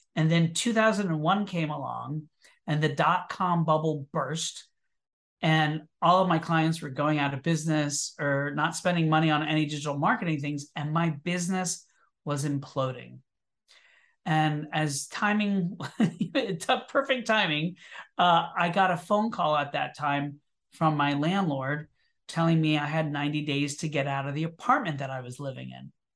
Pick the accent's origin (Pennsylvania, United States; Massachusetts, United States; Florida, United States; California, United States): Florida, United States; Orlando; moved away as an adult; now in New York City, United States; I was born in Orlando, Florida, and I moved to New York City in nineteen ninety-two to pursue a career in theater